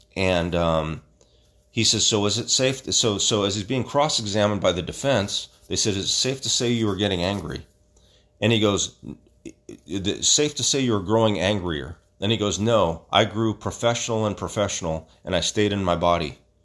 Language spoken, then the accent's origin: English; Stockton, California, United States; I grew up in Southwest Stockton, and I'm part of the legacy of Little Manila